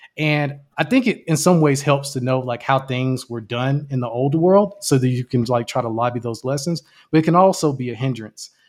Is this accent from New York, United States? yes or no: no; Jacksonville, Florida, United States; I'm originally from Jacksonville, Florida